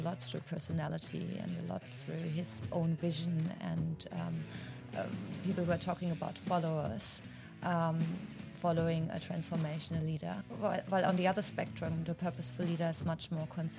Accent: Germany; moved away; also born or lived in Australia; Originally, I'm from Germany. I lived in Australia for quite a while

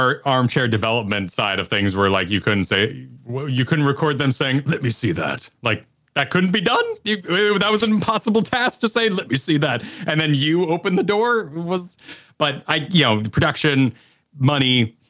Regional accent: Mexico; And I grew up in Mexico

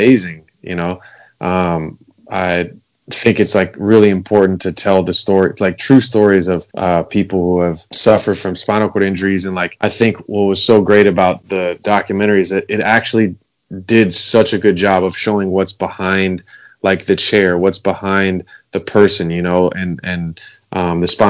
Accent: Los Angeles, California, United States; I grew up in Los Angeles, California. Been here my whole life.

